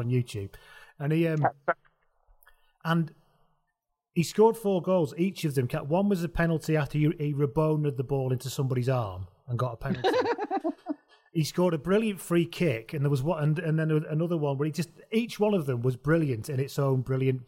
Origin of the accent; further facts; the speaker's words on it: England, United Kingdom; as we're all English people sat here